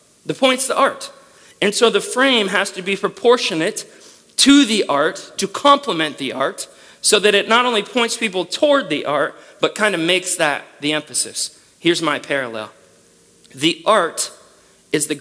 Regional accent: United States; as an American

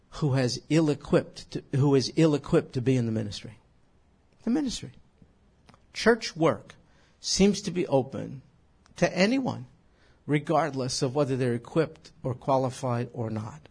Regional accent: New York, United States; moved away; When I was a kid growing up in New York

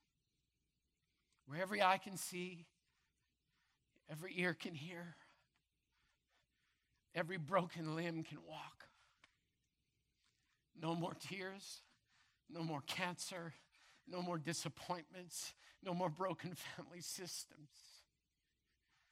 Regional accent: Brandon, Manitoba, Canada; as a little kid growing up in Madison Crescent Baptist Church in Brandon, Manitoba

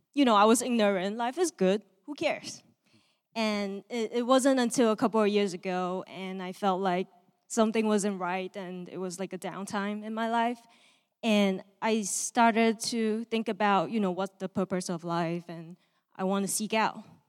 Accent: Malaysia; moved away; I am from Malaysia, and I grew up in a, um, non-religious home.

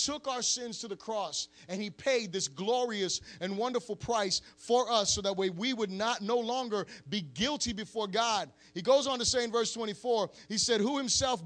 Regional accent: Florida, United States; I'm from Florida.

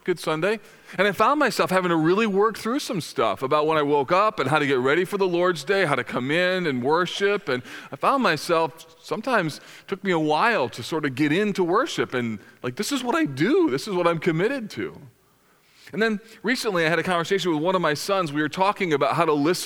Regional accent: United States; as American Christians

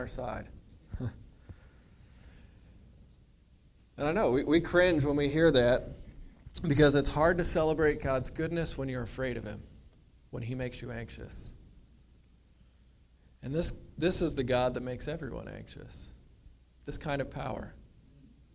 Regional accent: United States; I'm American.

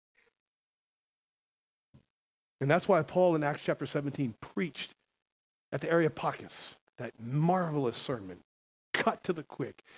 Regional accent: United States; I'm a Christian. I'm American

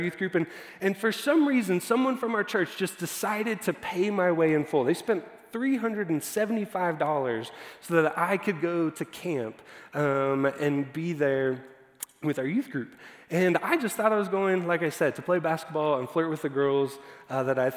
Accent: Dallas, Texas, United States; I was growing up in Dallas

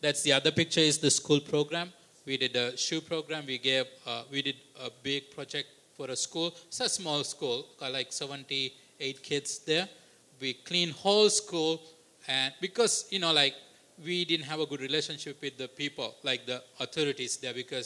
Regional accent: Sri Lanka; also born or lived in Canada; as a Sri Lankan, as a Canadian.

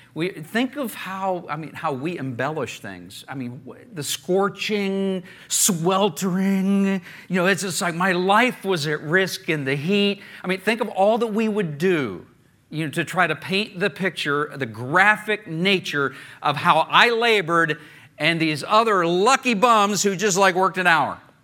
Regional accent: Oklahoma, United States; I grew up in Oklahoma

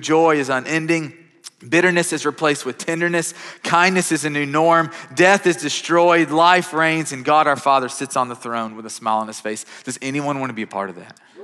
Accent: Kentucky, United States; now in Mount Juliet, United States; growing up, I'm from Kentucky.

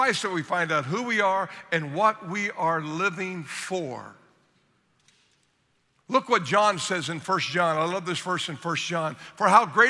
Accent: Southern Ohio, United States; moved away; I grew up in Southern Ohio

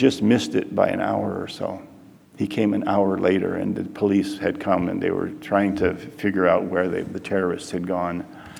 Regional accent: Detroit, Michigan, United States; moved away as an adult; also born or lived in Peru; I grew up in Detroit and I watched the Tigers

